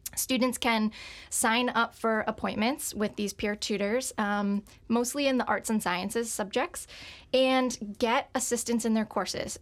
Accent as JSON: {"language": "English", "town": "Bridgewater", "region": "Connecticut", "country": "United States", "tie": "born or raised there", "moved": "yes", "said": "I'm from Connecticut, um, born and raised in a town called Bridgewater."}